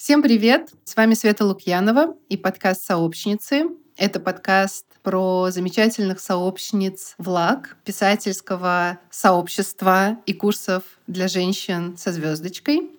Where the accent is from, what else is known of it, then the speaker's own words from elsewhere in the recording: Bugulma, Tatarstan, Russia; я из Бугульмы